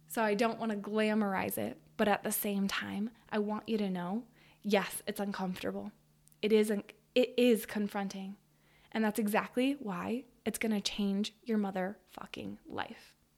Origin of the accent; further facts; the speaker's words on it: Western Colorado, United States; I grew up in Western Colorado, in a small city